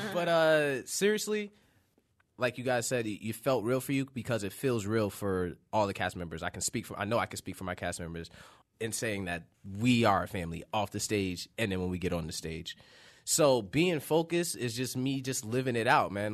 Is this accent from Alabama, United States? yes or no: no; Yonkers, New York, United States; moved away; I'm from Yonkers, New York.